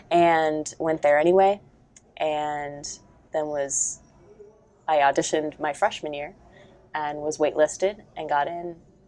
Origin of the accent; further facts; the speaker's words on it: Ohio, United States; moved to a studio in Westerville, Ohio, about an hour away from my hometown when I was in kindergarten, and stayed there until I graduated from high school